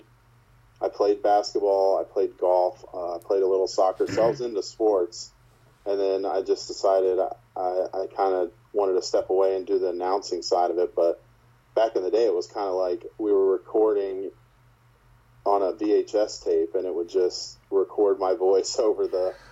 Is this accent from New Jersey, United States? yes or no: yes; New Jersey, United States; moved away; I grew up in South Jersey, about an hour from Philly